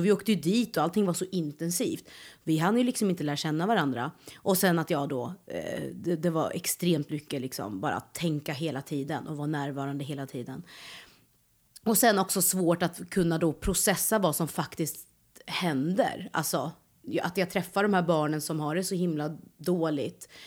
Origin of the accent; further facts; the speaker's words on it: Norrköping, Östergötland, Sweden; moved away as an adult; also born or lived in Malmö; Jag är ju född och uppväxt i Norrköping